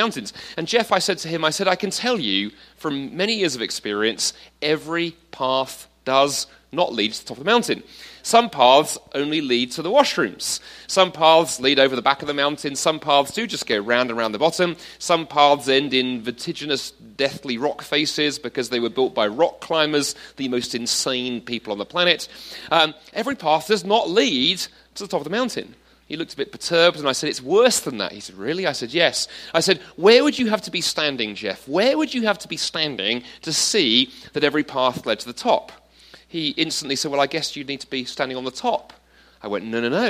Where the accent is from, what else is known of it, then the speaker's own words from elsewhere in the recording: London, United Kingdom; moved away as an adult; also born or lived in Toronto, Canada; I grew up in London, then I lived in Toronto for 7 years until quite recently.